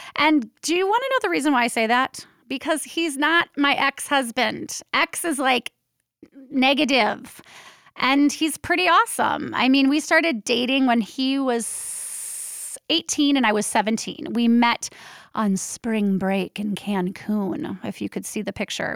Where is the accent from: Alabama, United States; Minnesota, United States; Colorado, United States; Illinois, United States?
Minnesota, United States; Minneapolis; also born or lived in Portland, Oregon; now in Minneapolis, United States; nineteen seventy-five, I was born in Minneapolis, Minnesota